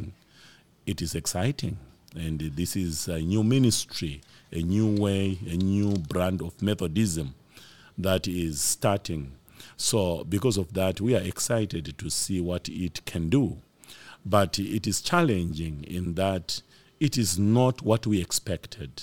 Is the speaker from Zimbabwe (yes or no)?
yes; Zimbabwe; I'm from Zimbabwe